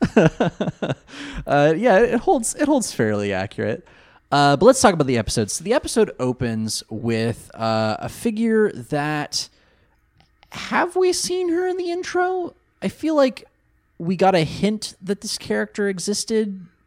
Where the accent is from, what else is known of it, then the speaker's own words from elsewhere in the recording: California, United States; Coming from California